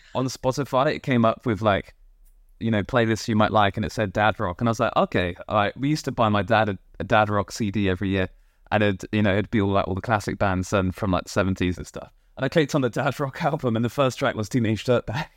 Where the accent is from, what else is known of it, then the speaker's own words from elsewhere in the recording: Poole, South West England, United Kingdom; now in London, United Kingdom; I grew up in Poole in Dorset